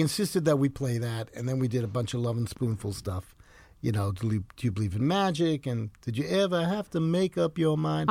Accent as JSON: {"language": "English", "town": "New York City", "region": "New York", "country": "United States", "tie": "born or raised there", "also_born_or_lived": "Ridgefield", "said": "I grew up in the Bronx, right near the subway L"}